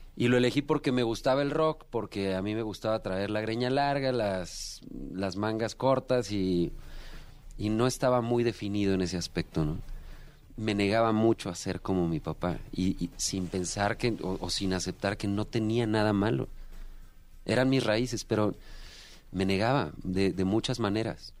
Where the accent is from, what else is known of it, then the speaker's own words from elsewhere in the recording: Aguascalientes, Mexico; en Aguascalientes, de donde yo soy, pues me pagaban. Entonces yo con 16 años ya trabajando en bares